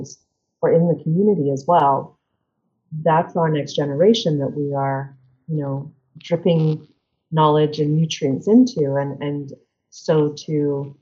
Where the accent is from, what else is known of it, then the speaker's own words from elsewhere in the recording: England, United Kingdom; moved away as an adult; now in United States; I grew up in England. So I grew up in a tiny village in England.